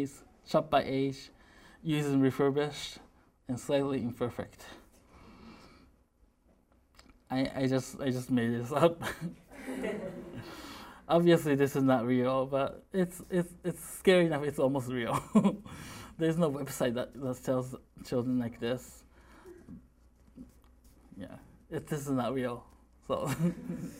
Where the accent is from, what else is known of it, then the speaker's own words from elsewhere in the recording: Missouri, United States; I'm from Missouri